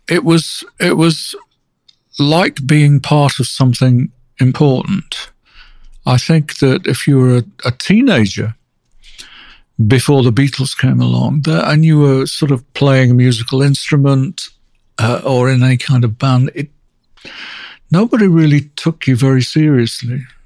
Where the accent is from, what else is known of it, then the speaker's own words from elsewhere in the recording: Manchester, North West England, United Kingdom; I grew up um, in Manchester, outside Manchester